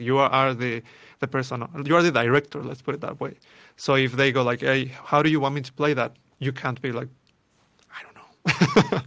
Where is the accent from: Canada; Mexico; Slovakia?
Mexico; Mexico City; moved away; born and raised in Mexico City